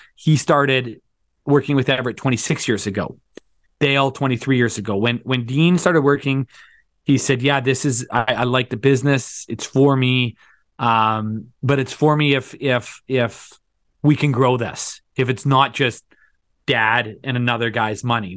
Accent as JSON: {"language": "English", "town": "Thunder Bay", "region": "Ontario", "country": "Canada", "tie": "born or raised there", "moved": "as an adult", "lives_now": "Calgary, Canada", "said": "I grew up in Thunder Bay, Ontario, went to university in Ontario, moved out to Calgary in two thousand seven"}